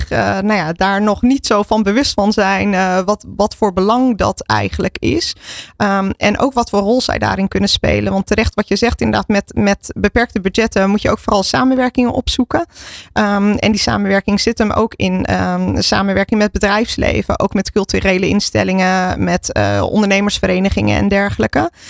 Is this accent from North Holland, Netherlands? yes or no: yes; Zaanstreek, North Holland, Netherlands; also born or lived in Maastricht; Ik ben getogen in de Zaanstreek zelf. Nou ja. Eh, dus eh, ja, ik ben er opgegroeid.